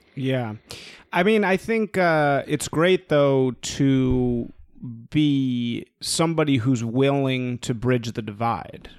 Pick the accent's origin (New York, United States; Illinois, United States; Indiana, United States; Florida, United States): Illinois, United States; Chicago; born or raised there